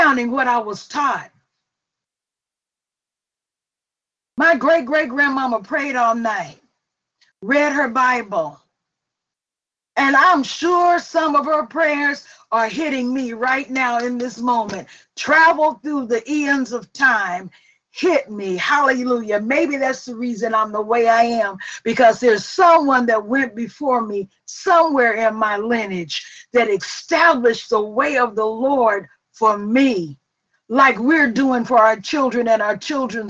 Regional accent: Forest, Mississippi, United States; I'm from Forest, Mississippi, and we were a little poor and we had them iron skillets

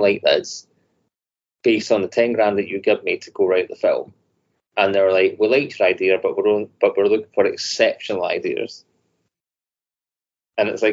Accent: Scotland, United Kingdom; 90% of us are Scottish

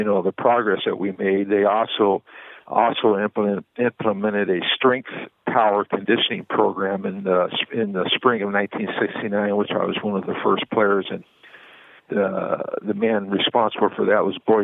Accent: Southern California, United States; When I was growing up in Southern California

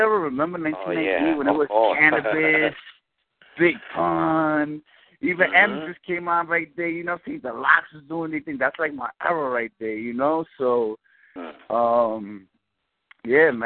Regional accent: New York City, New York, United States; I was born and raised in New York City. I'm from Washington Heights

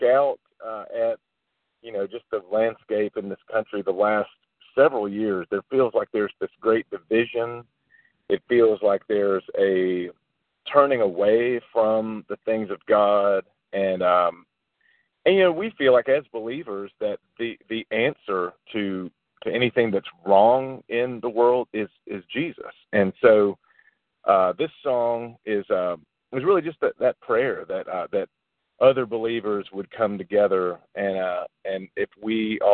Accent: the South, United States; We're from the South

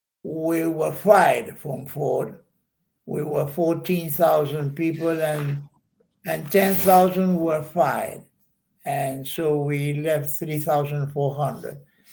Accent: Buenos Aires, Argentina; moved away as an adult; now in Buzios, Brazil; I was born in Argentina, Buenos Aires.

